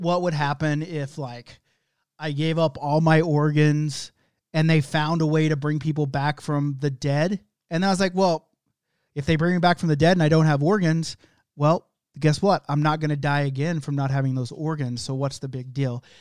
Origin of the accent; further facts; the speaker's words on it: Oklahoma, United States; That's just how I say it, 'cause I'm from Oklahoma.